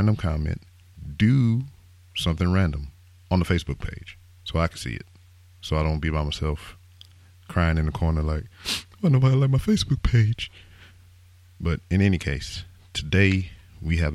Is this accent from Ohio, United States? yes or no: no; Lake Charles, Louisiana, United States; I am from Lake Charles, Louisiana.